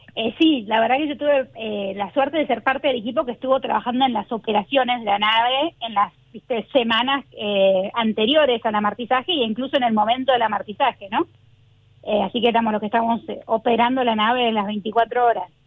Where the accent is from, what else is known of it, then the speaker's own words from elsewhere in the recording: Argentina; moved away as an adult; also born or lived in New Jersey, United States; now in Los Angeles, United States; yo me fui eh, de Argentina a los 19 años. Me vine acá de Estados Unidos el día que cumplí 19 a empezar mi carrera universitaria acá